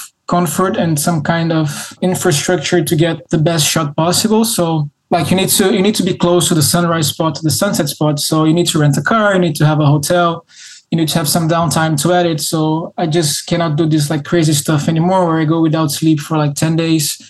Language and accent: English; Rio de Janeiro, Brazil; I am born and raised in Rio.